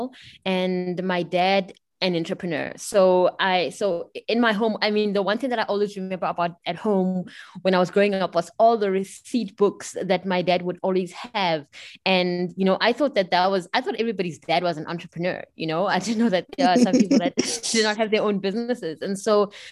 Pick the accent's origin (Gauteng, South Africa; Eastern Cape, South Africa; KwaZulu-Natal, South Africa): Gauteng, South Africa; Pretoria; also born or lived in Bern, Switzerland; I'm South African, you know, as it may have been obvious. I grew up in sunny Pretoria, the capital of South Africa.